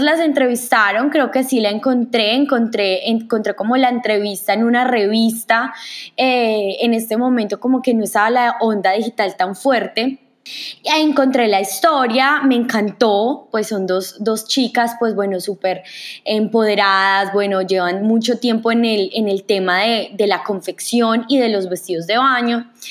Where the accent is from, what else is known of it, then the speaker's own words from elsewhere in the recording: Manizales, Caldas, Colombia; moved away; soy colombiana, nací en una ciudad hermosa que se llama Manizales